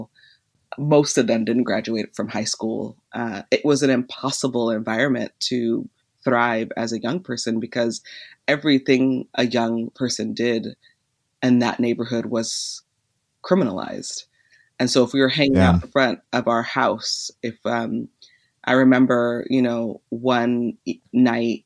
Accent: Los Angeles, California, United States; I grew up in Van Nuys, a small suburb outside of the inner city of Los Angeles.

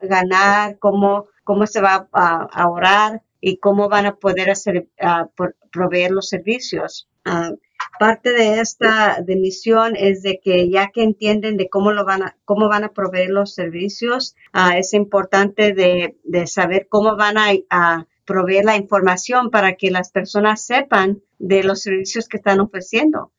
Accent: Coachella Valley, California, United States; also born or lived in Thermal, California / Mecca, California; persona ah, que creció en el Valle de Coachella, trabajando en los files aquí en, en, en Termal, Meca

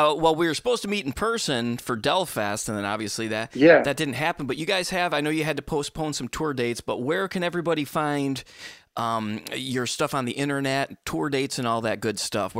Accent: Michigan, United States; now in Charleston, United States; I am from Michigan originally

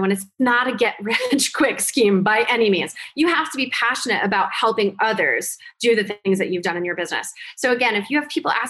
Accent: New Jersey, United States; because I'm from Jersey.

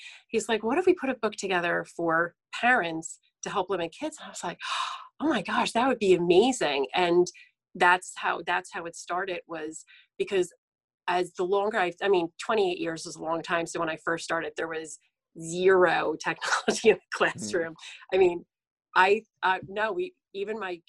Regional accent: central New Jersey, United States; I'm from New Jersey. I live in central New Jersey, which is, people call it the Jersey Shore. Thus, us that live here, we actually call it the beach. And I've lived here, I've lived here all my life.

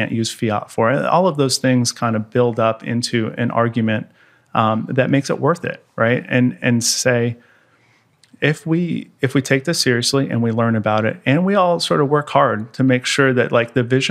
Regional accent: United States; as an American

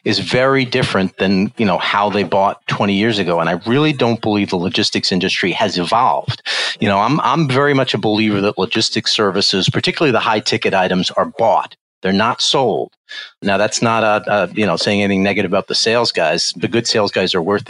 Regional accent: New York City, New York, United States; now in Connecticut, United States; I'm a New York City guy, born and raised, Bronx guy

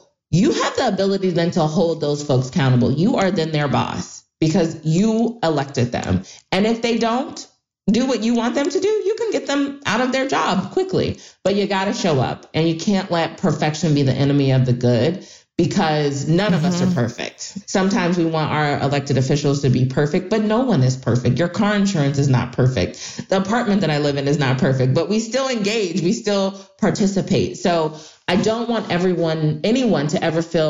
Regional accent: Ohio, United States; my home state of Ohio

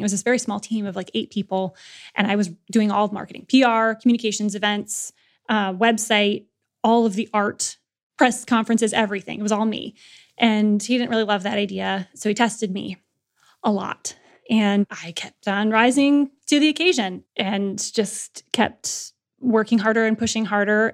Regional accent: Lansing, Michigan, United States; modest upbringing and Midwestern, you know, Lansing, Michigan

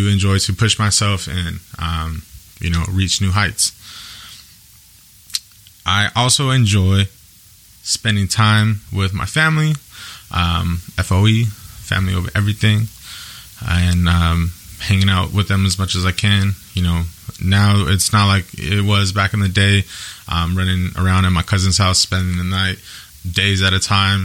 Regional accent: Yakima, Washington, United States; I'm born and raised in Yakima, Washington

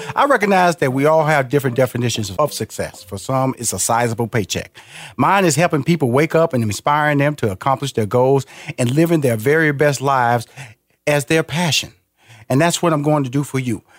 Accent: Texas, United States; I'm from Texas, so I can talk like

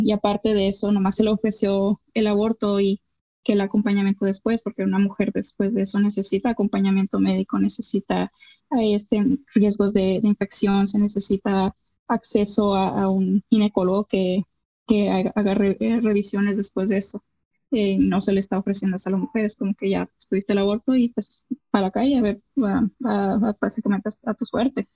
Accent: Mexico; como mexicana

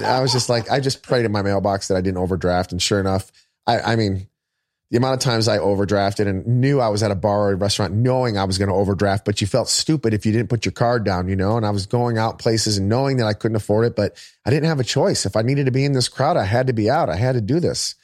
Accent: Michigan, United States; moved away as an adult; I'm from Michigan

